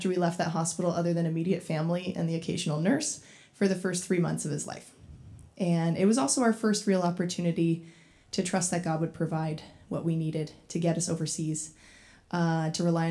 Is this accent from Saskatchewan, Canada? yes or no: no; Owen Sound, Ontario, Canada; I grew up in Owen Sound